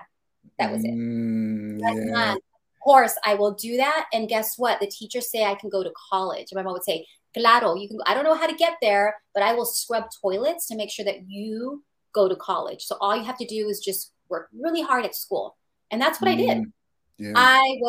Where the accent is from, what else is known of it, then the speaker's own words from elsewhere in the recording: San Francisco, California, United States; I was born and raised in the San Francisco Mission District